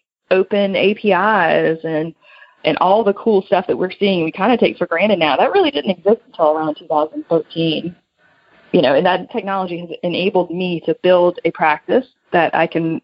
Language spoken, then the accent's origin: English; South Louisiana, United States; also born or lived in Denver; now in New Orleans, United States; I moved from South Louisiana to Denver